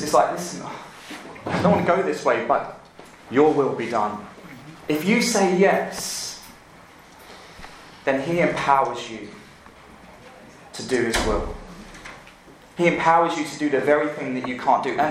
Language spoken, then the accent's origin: English; London, United Kingdom; moved away as an adult; now in Louisville, United States; I'm from England, and I live here now